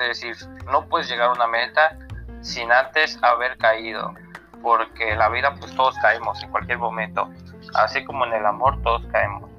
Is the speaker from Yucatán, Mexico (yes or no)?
yes; Yucatán, Mexico; also born or lived in Mexico City; yo soy de Media Yucatán. Vengo naciendo aquí, bueno, me, crié más que nada en la Ciudad de México, pero aquí, por así decirlo, me crié.